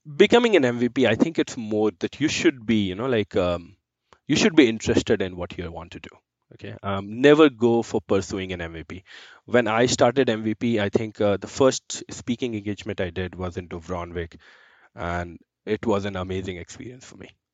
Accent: Giridih, Jharkhand, India; moved away as an adult; now in Calgary, Canada; I come from India. So I am born and brought up in east of India, which is a small city called Giriti in Jharkhand

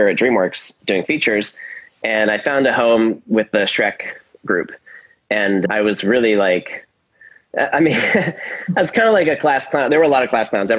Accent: Silicon Valley, Bay Area, California, United States; I'm from the Bay Area and I grew up in Silicon Valley

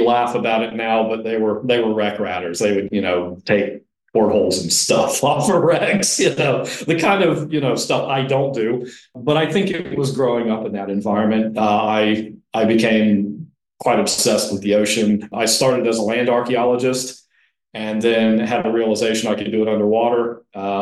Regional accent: Florida, United States; born or raised there; also born or lived in Indiana, United States

